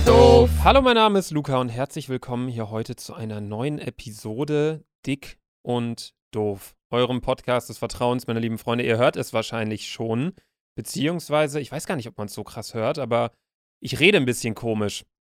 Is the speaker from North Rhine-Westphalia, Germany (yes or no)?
yes; Bielefeld, North Rhine-Westphalia, Germany; now in Hamburg, Germany; bei uns zu Hause in Bielefeld